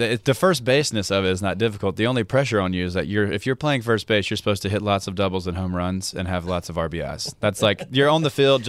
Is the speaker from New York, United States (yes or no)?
no; Hattiesburg, Mississippi, United States; Hattiesburg, Mississippi.